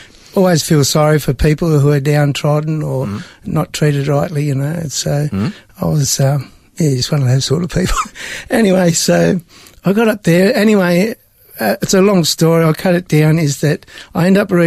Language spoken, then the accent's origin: English; Broken Hill, New South Wales, Australia; moved away as an adult; also born or lived in Sydney / Menindee / Melbourne / Tasmania; I was born in Sydney, but grew up out in the desert near Broken Hill